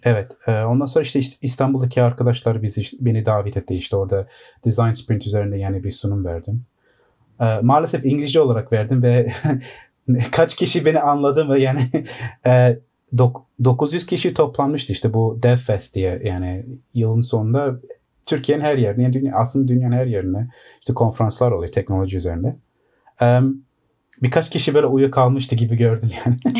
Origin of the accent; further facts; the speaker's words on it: London, United Kingdom; Londra'da doğma büyüme.